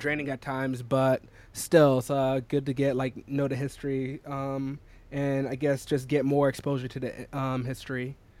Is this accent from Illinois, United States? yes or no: no; South Carolina, United States; moved away as an adult; now in New York City, United States; I'm from South Carolina